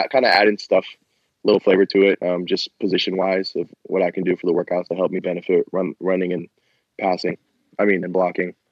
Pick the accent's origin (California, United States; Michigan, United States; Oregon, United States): California, United States; Bay Area; moved away as an adult; I'm from the Bay Area